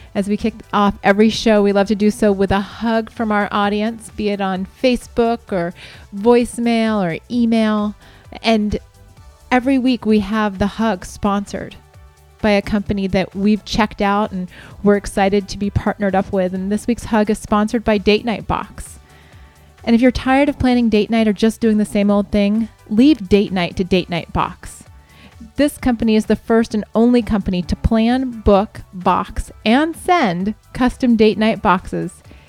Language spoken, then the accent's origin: English; Montana, United States; We're from Montana, and yes, sparsely populated, in quotation marks, is very true about this area